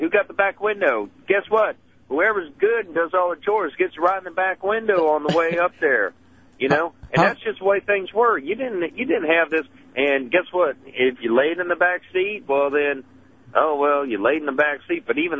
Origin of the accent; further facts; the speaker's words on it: Louisiana, United States; I'm from Louisiana.